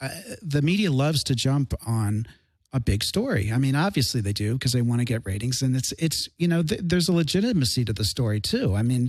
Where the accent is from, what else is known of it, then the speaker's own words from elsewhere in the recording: Chicago, Illinois, United States; moved away; I'm from Chicago.